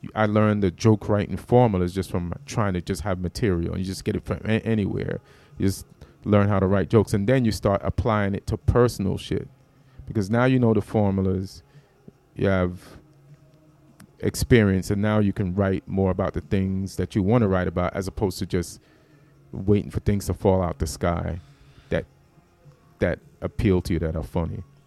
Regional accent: Jamaica; moved away; also born or lived in New York; I'm from Jamaica, so that material was about me being Jamaican.

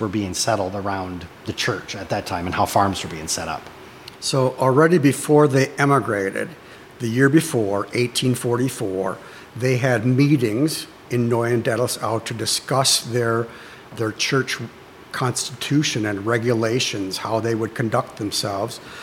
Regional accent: Frankenmuth, Michigan, United States; I grew up right here in Frankenmuth Township on Junction Road, so not even a mile away from the church here.

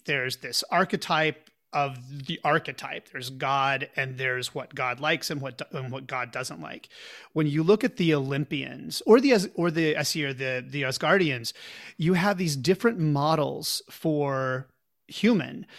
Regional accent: Pauls Valley, Oklahoma, United States; now in San Francisco, United States; I grew up in Pauls Valley, Oklahoma, a very small town halfway between Oklahoma City and the Texas border.

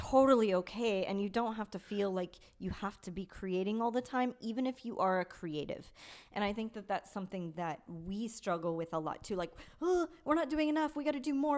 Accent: Victorville, California, United States; I grew up in Victorville, which is the desert in middle of nowhere

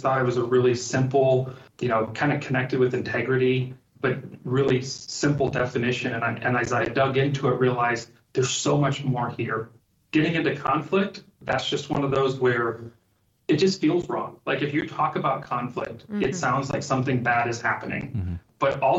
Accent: Liberia; My parents were missionaries with Lutheran Bible Translators, and so I was born and raised in Liberia. And so during that time, not only loved growing up in Africa

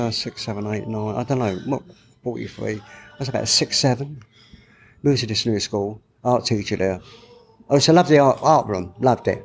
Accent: London, United Kingdom; I was brought up in the Brick Lane area. I went to school in Columbia Road Market

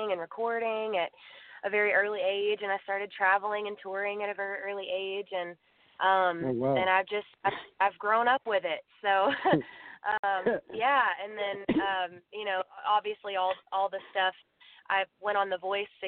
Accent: Waco, Texas, United States; I am from Waco, Texas

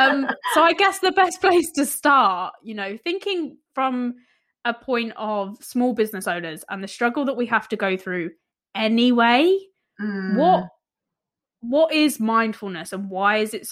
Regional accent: London, United Kingdom; born there; also born or lived in village; And it sounds really daft because I was born in East London, but raised kind of village life.

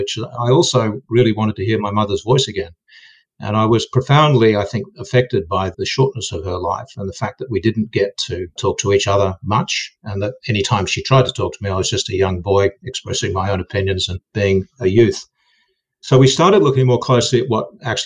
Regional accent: Australia; moved away as an adult; also born or lived in Silicon Valley, United States; I'm Australian

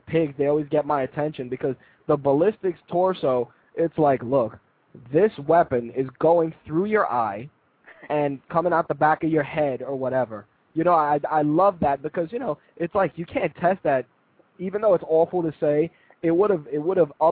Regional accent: New York, United States; I'm from New York

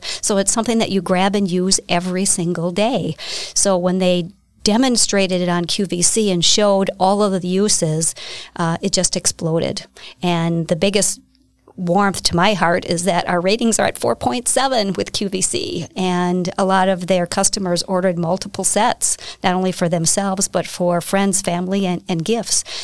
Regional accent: Hartford, Wisconsin, United States; I am from Hartford, Wisconsin. Uh, I lived there my entire life.

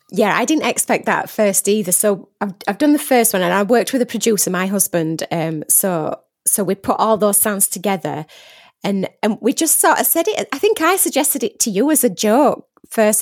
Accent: Barnsley, Yorkshire and the Humber, United Kingdom; accent: Barnsley; I am Barnsley born and bred

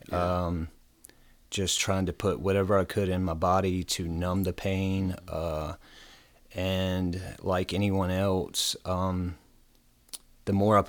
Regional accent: Bedford, Virginia, United States; I'm from Bedford, Virginia, born and raised, small town.

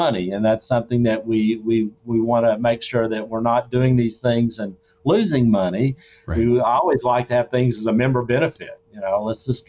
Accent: Arkansas, United States; I'm from Arkansas.

